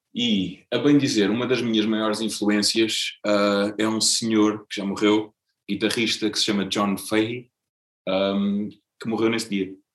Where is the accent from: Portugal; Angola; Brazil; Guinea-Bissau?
Portugal; Azeitão, Setúbal; moved away as an adult; also born or lived in Lisbon; now in Setúbal, Portugal; eu cresci praticamente a vida toda em Azeitão. Nasci em Lisboa, mas muito, muito cedo, com dois, três anos, vim para, para Azeitão e fiquei lá até aos 30